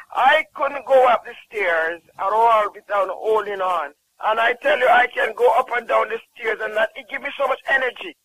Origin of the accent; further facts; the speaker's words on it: Jamaica; I'm from Jamaica